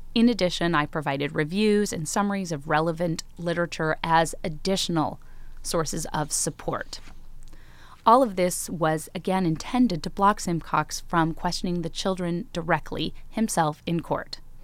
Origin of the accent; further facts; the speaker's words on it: Chicago, Illinois, United States; I grew up in Chicago with my mom, my sisters, and my brother